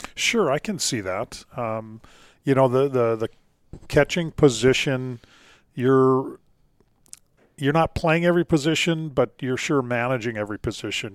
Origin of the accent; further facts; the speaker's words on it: Duluth, Minnesota, United States; growing up in Duluth, Minnesota